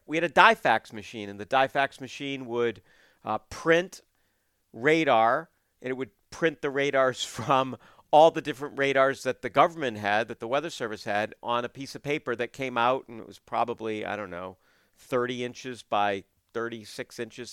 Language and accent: English; Portland, Maine, United States; now in southern New England, United States; I was growing up in Portland